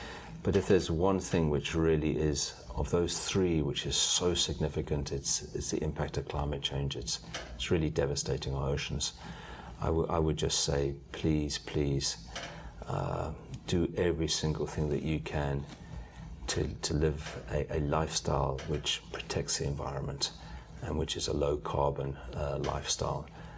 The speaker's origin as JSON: {"language": "English", "country": "United Kingdom", "said": "Probably tea. {S4} Tea? {S0} I'm British."}